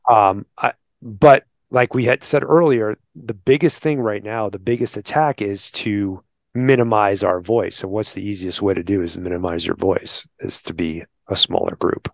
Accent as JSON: {"language": "English", "region": "New York", "country": "United States", "moved": "yes", "lives_now": "Arizona, United States", "said": "I'm from New York, right? Like, I grew up in combat, what they call combat hunting"}